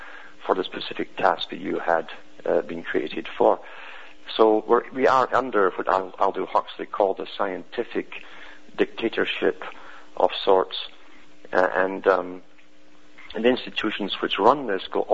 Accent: United Kingdom; growing up in Britain

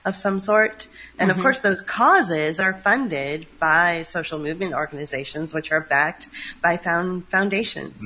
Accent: San Francisco, California, United States; I'm from San Francisco

